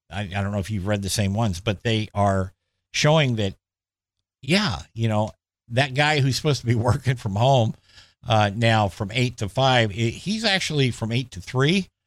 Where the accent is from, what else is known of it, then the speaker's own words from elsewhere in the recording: Clackamas County, Oregon, United States; when I was a kid growing up in East Clackamas County, um, I guess it's more Central Clackamas County